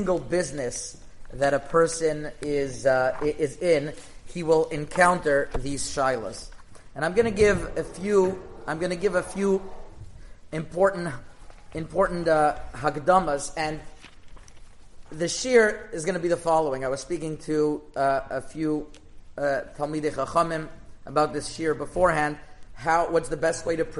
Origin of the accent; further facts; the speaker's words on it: Canada; I'm Canadian.